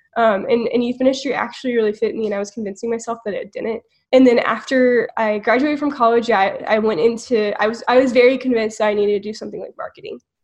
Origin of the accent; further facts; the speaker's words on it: Houston, Texas, United States; now in College Station, United States; I grew up in Houston and moved to College Station